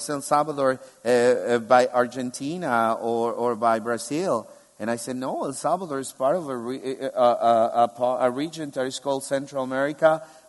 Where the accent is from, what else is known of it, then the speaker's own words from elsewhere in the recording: Albania; English is a second language; I said, I'm from Kames. This is the town where I'm from, where I live. And they say, no, for real, where are you from? And I say, yeah, I'm from Albania. Don't you see? And they're like, yeah, you speak Albanian